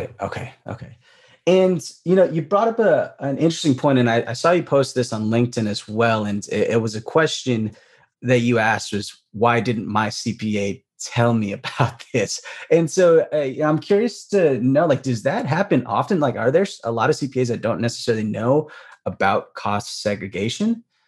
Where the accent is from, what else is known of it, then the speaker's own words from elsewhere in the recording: Bay Area, California, United States; I'm from the Bay Area